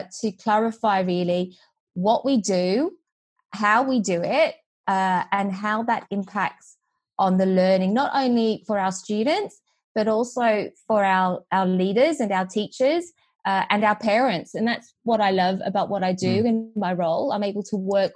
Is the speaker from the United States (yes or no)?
no; Australia; accent: Australian twang; moved away; also born or lived in Vietnam / Sydney, Australia; So I was born in Vietnam, and I moved to Australia when I was four. So you can detect, I'm sure, my Australian twang.